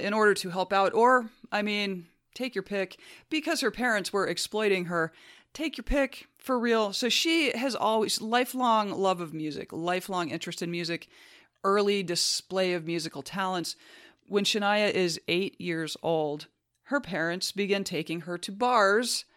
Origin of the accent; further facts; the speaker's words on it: United States; As an American